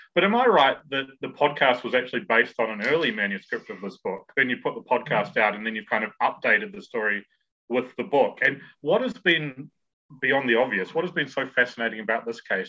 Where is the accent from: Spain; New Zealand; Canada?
New Zealand; South Island; moved away as an adult; now in London, United Kingdom; growing up in the South Island relatives in Dunedin